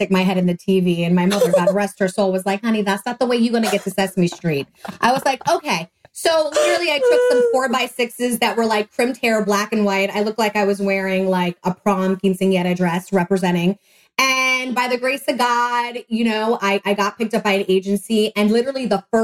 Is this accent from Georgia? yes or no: no; New York City, New York, United States; moved away; also born or lived in Orlando, Florida; the only person out of Manhattan, New York, because I'm from New York.